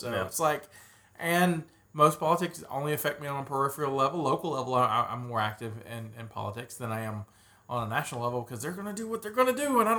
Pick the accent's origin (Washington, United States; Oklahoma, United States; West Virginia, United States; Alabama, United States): Alabama, United States; Well, I'm from Alabama.